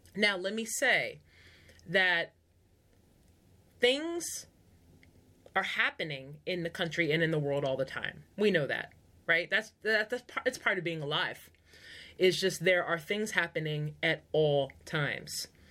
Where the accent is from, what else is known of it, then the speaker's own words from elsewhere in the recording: United States; first language English; I am part of the majority in America because I speak English, it's my first language